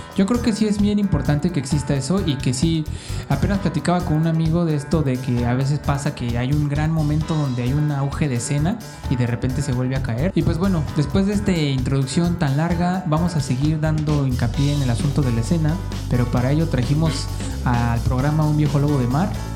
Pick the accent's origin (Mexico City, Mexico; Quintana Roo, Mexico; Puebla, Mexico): Quintana Roo, Mexico; Cancún; somos de Cancún